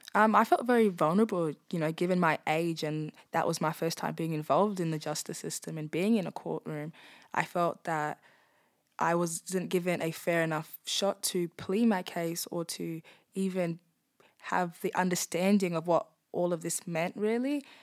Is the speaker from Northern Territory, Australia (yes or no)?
yes; Darwin, Northern Territory, Australia; I'm born and bred in Darwin.